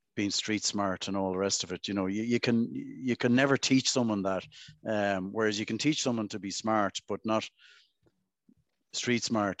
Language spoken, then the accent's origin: English; Dublin, Leinster, Ireland; I grew up around the South Circular Road